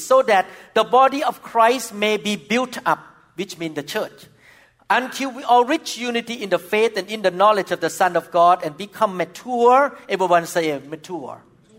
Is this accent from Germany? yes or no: no; Thailand; moved away; when I was growing up in Thailand as a young boy